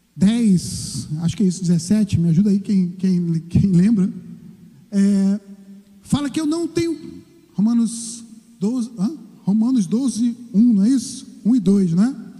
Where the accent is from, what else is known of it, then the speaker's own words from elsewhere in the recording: Brazil; nós somos cidadãos, sim, nós somos brasileiros